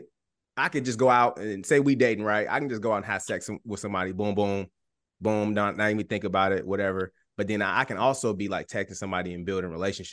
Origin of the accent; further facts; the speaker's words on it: Chicago, Illinois, United States; moved away as an adult; now in Indianapolis, United States; So I'm originally from Chicago. So I met my wife. And she live in Indy, so I came to Indy. So I've been in Indy for like 7 years already.